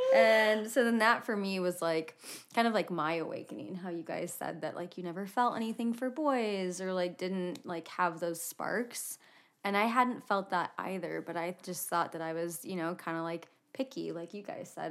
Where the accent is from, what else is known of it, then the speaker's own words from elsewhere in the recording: Indiana, United States; moved away as an adult; now in Utah, United States; I was born and raised in a pretty small town in Indiana